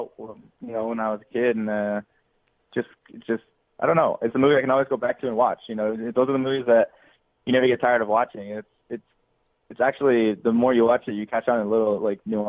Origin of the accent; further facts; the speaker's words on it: Denmark; now in United States; I grew up in Denmark